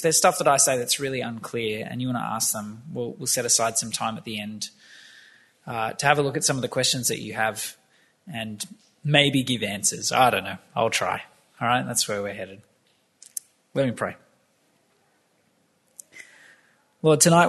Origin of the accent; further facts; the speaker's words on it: Campbelltown, New South Wales, Australia; I grew up in Campbelltown